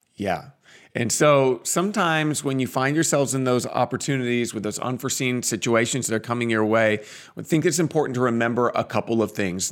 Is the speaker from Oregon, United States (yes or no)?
yes; Portland, Oregon, United States; now in Phoenix, United States; we grew up in the Northwest. We're from Portland